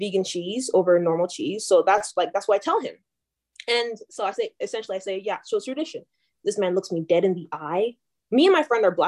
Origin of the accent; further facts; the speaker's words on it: Nigeria; moved away; also born or lived in Calgary, Canada; I'm from Nigerian